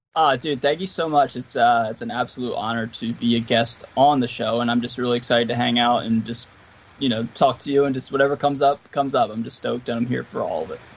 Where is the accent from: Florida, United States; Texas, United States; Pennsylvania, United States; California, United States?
Pennsylvania, United States; Philadelphia; grew up in and around Philly off and on. Like I used to live in a town called Manayunk and and uh, Roxborough